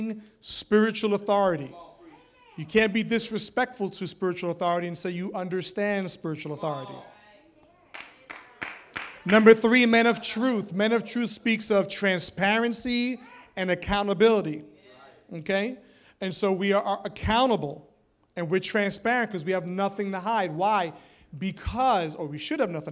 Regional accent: New York City, New York, United States; I'm some kid from the Bronx, a teenager in Bible college

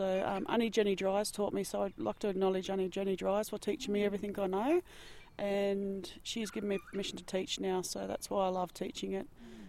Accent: Sydney, New South Wales, Australia; moved away as an adult; now in Canberra, Australia; So my mother called Kalkadoon, and I didn't get to grow up there. I grew up on Dharawal country in Sydney, and now I live down here on Ngunnawal country in Canberra.

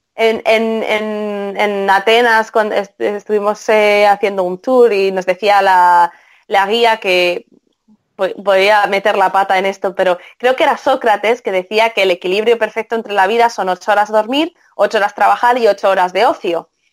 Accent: Spain; soy española

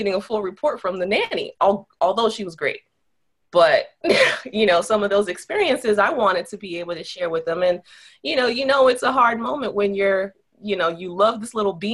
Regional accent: Miami, Florida, United States; moved away as an adult; now in St. Augustine, United States; I'm from South Florida. I'm from Miami

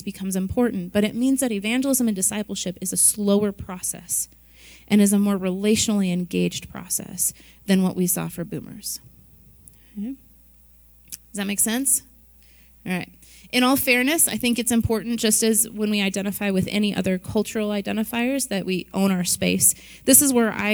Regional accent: Midwest, United States; I was born and raised in the Midwest

